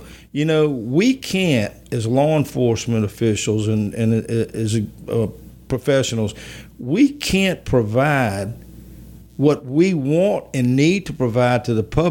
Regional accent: Baker, Louisiana, United States; also born or lived in Baton Rouge, Louisiana; we moved to Baker when I was in the fourth grade, and Baker was my home. I graduated from high school there

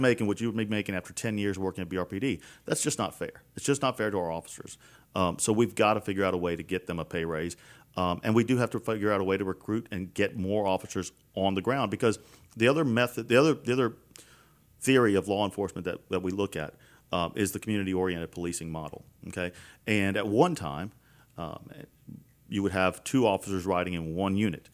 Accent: Baton Rouge, Louisiana, United States; I'm from South Baton Rouge. I was right. born and raised here

